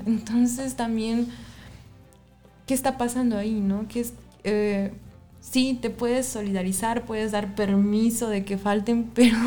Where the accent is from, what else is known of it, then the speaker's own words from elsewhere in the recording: Xalapa, Veracruz, Mexico; somos de Jalapa, Veracruz